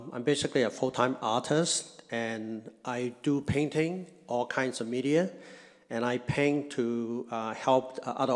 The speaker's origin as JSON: {"language": "English", "country": "Hong Kong", "moved": "yes", "lives_now": "United States", "said": "I'm from Hong Kong"}